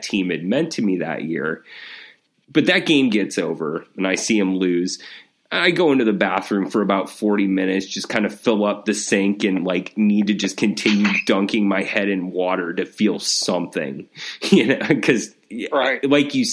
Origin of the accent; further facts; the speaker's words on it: Wyoming, United States; I grew up in Wyoming, moved there when I was five.